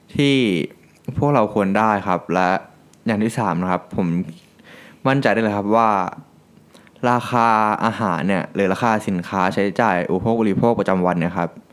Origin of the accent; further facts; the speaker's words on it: Thailand; ประเทศไทย ถึงมีพ่อแม่มีครอบครัวมี รากฐานผมมีหลายๆอย่าง